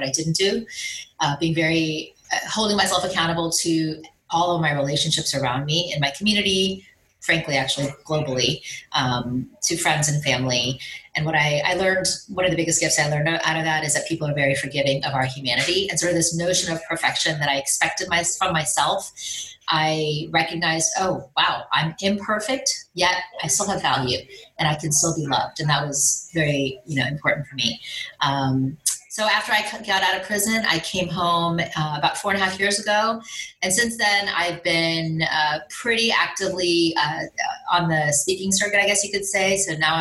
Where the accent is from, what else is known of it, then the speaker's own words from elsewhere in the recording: Miami, Florida, United States; I grew up in Miami, very much a high achiever. My parents are both from India.